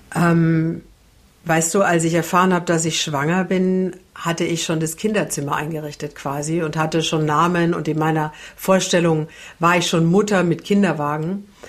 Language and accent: German; Franconia, Bavaria, Germany; now in Hamburg, Germany; ich komme ja aus Franken